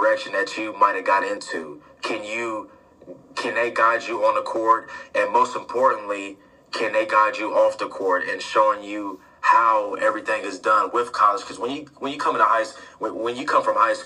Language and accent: English; Columbus, Ohio, United States; I'm from Columbus, Ohio